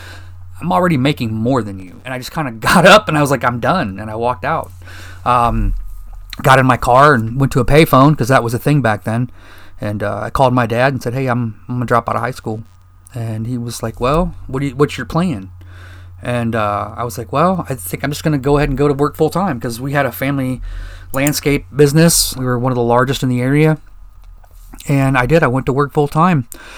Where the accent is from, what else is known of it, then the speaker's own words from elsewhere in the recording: Fort Wayne, Indiana, United States; I was born and raised in Fort Wayne, Indiana. … Born June 6, 1974.